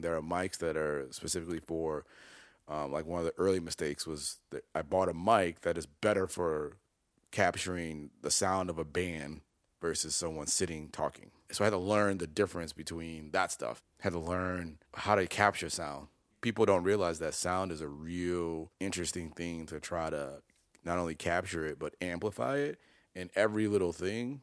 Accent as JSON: {"language": "English", "town": "Chicago", "region": "Illinois", "country": "United States", "tie": "born or raised there", "also_born_or_lived": "Detroit", "said": "I grew up in Chicago"}